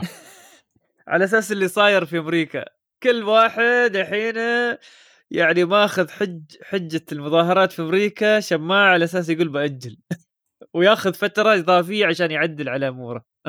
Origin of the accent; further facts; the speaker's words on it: United Arab Emirates; نحن عندنا في الامارات